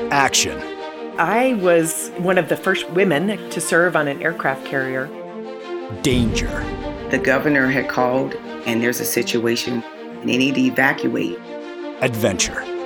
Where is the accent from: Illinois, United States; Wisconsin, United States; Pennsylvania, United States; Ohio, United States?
Wisconsin, United States; Eau Claire; moved away; also born or lived in West Palm Beach, Florida; I'm from Eau Claire, Wisconsin